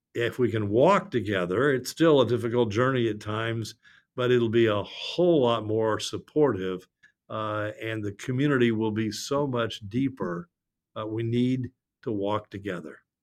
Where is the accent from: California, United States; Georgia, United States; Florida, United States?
California, United States; Los Angeles; I'm from Los Angeles